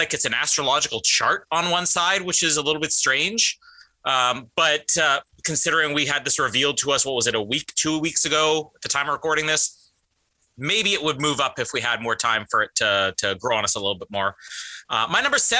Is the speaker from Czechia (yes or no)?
no; Canada; moved away; it's my home country